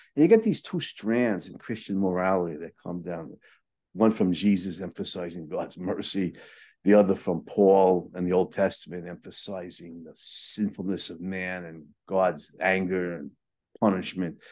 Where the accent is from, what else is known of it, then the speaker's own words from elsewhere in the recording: New York City, New York, United States; I grew up in Brooklyn